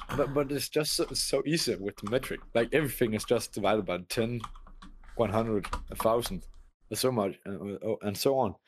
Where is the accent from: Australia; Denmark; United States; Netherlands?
Denmark; I come from Denmark